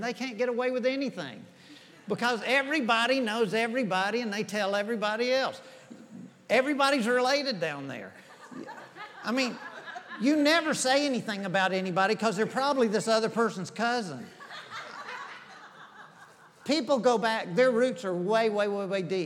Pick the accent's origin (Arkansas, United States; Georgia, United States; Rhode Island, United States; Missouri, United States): Georgia, United States; Clayton County; now in Forsyth, United States; I grew up in Clayton County.